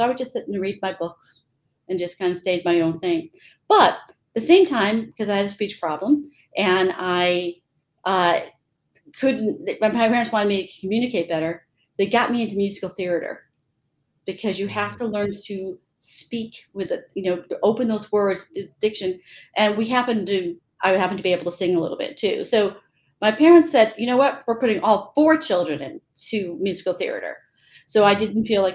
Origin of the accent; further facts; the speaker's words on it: Connecticut, United States; I grew up in Connecticut and one of 4 children